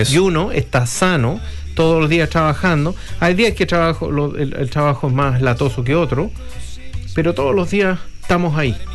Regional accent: Chile; Así que viene ahí, a pesar de que nosotros somos chilenos y dicen que no tomamos tanto

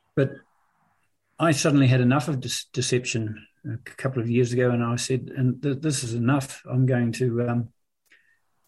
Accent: Gore, Southland, New Zealand; I was born in Gore, of all places.

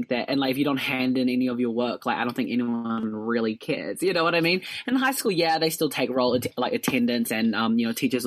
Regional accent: Dunedin, Otago, New Zealand; I'm from Dunedin

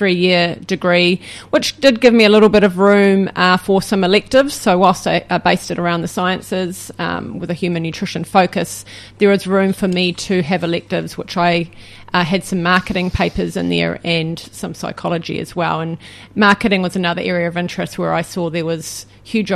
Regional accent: Waitakere, Auckland, New Zealand; now in Napier, New Zealand; I grew up in Waitakere

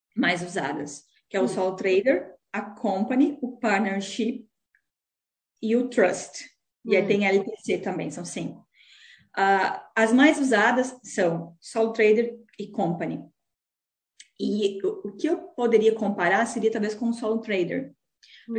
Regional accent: Tenente Portela, Rio Grande do Sul, Brazil; moved away as an adult; also born or lived in Balneário Camboriú, Santa Catarina / Joinville, Santa Catarina; now in New Zealand; Eu sou natural do interior do Rio Grande do Sul, uma cidade chamada Tenente Portela e com 22 anos eu mudei para Santa Catarina

